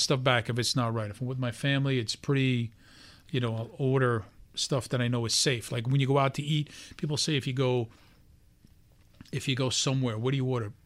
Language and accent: English; New York City, New York, United States; I, um, was just a regular guy, born and raised in Brooklyn